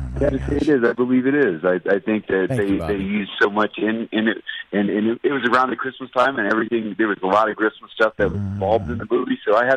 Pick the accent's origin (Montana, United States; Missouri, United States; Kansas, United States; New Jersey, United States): Kansas, United States; I grew up in Kansas. My dad was in the military, so we were all over the place.